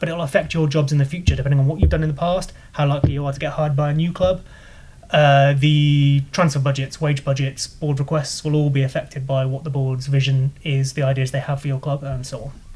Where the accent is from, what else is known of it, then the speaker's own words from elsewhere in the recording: Leamington Spa, West Midlands, United Kingdom; I'm from Leamington